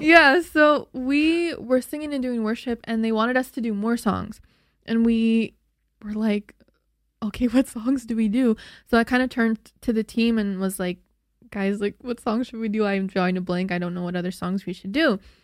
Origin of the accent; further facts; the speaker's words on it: Slave Lake, Alberta, Canada; I was born in Slave Lake, Alberta, which is just three hours north of Edmonton. It's a really small town.